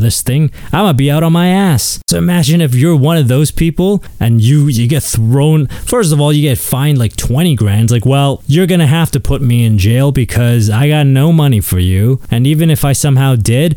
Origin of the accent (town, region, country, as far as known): Canada